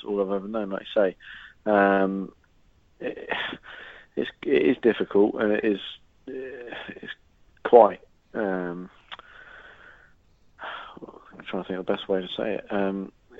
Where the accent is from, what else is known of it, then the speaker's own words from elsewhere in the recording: Guernsey; moved away as an adult; also born or lived in Southampton; now in United Kingdom; I was about 5 or 6 when I moved back to Guernsey from Southampton